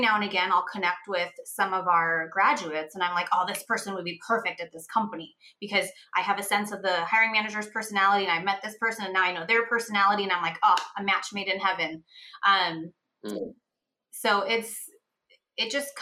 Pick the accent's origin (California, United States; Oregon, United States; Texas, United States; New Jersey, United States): California, United States; San Francisco; I grew up in San Francisco